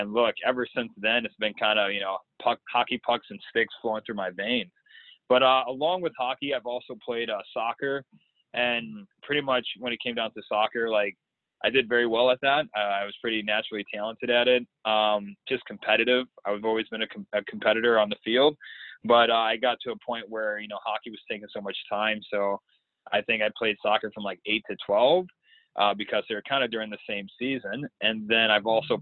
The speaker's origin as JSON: {"language": "English", "town": "Saginaw", "region": "Michigan", "country": "United States", "tie": "born or raised there", "accent": "American", "moved": "yes", "lives_now": "Newcastle, Australia", "said": "But I'm from Saginaw, Michigan, which is a small town, probably about an hour and a half north of Detroit, which is probably about 45 minutes north of Flint. So that's where I was born and raised."}